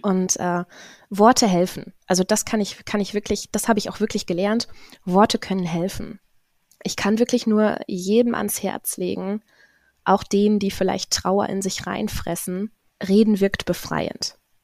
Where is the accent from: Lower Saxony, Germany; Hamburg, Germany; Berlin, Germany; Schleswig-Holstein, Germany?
Lower Saxony, Germany; Zetel; nie weggekommen hier so wirklich. Ähm, also auch den Menschen hier im Umfeld ganz nah und, und man kennt sich. Bin somit auch ähm, in den öffentlichen Dienst gerutscht hier in Zetel